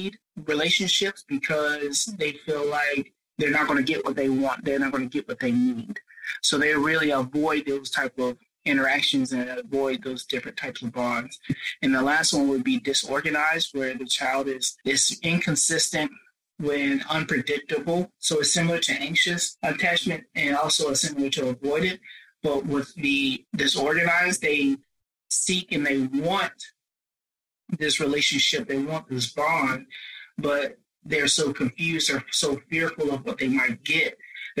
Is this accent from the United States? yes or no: yes; Spartanburg, South Carolina, United States; also born or lived in Rock Hill, South Carolina; I'm from Spartanburg, South Carolina, where I do work at a local university